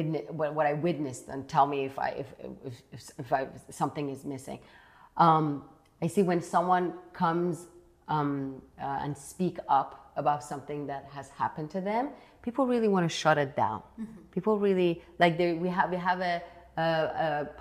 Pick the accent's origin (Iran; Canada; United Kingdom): Iran; moved away; I grew up in Iran. I grew up in the schools of Iran